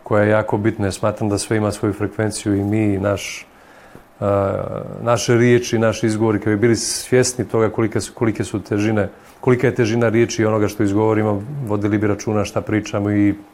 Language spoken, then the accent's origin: Croatian; Montenegro; mi u Crnoj Gori